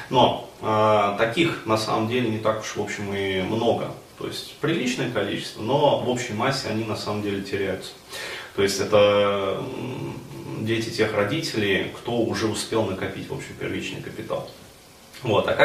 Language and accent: Russian; Ufa, Bashkortostan, Russia; now in Moscow, Russia; А, и, но до этого я же приехал в Москву из Уфы, то есть из достаточно такого провинциального города.